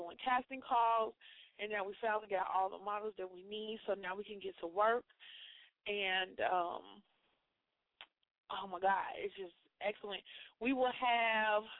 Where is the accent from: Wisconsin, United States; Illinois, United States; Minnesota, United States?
Illinois, United States; Chicago; moved away as an adult; now in Indiana, United States; I'm from Chicago